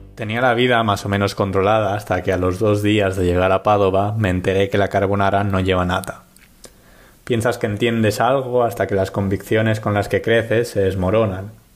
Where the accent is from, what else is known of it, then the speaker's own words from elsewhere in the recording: Palma, Balearic Islands, Spain; moved away as an adult; now in Padua, Italy; el nombre de mi ciudad natal. En mis casi 22 años de vida he visto cómo pasaba de Palma de Mallorca a simplemente Palma